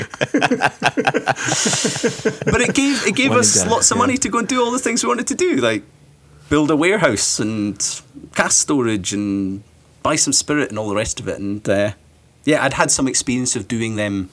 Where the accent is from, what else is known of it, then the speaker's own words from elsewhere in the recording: Scotland, United Kingdom; also born or lived in Toronto; as a Scotsman